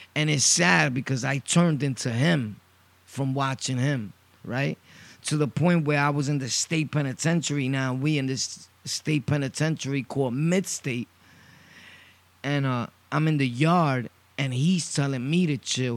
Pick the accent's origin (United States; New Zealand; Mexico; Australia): United States; New York City, New York; I'm originally from Brooklyn, born and raised Sunset Park.